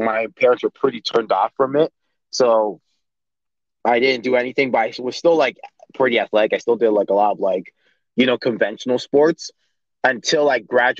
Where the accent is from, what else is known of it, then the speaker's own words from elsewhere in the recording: Toronto, Ontario, Canada; also born or lived in Vaughan, Ontario; So I grew up in Toronto, and then I moved to Vaughan, which is just an area just above Toronto, in the York region.